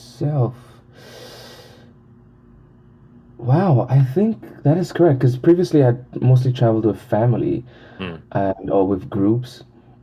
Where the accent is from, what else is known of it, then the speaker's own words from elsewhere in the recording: St. Lucia; moved away as an adult; now in Taiwan; A beautiful island in the Caribbean. English-speaking island in the Caribbean. And yes, I came 8.5 years ago, initially to study Chinese for 1 year.